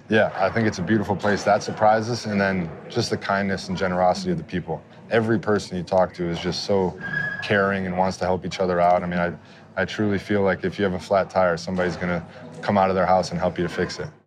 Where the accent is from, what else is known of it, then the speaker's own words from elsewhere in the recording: Wisconsin, United States; I'm from Wisconsin